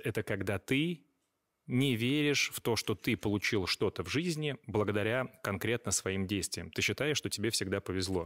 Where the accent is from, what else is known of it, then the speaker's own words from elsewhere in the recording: Astrakhan, Astrakhan Oblast, Russia; это мой родной город